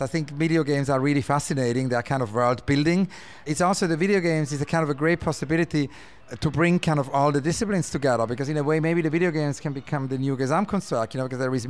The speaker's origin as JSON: {"language": "English", "region": "Zurich", "country": "Switzerland", "tie": "born or raised there", "moved": "yes", "lives_now": "London, United Kingdom", "said": "I grew up in Zurich"}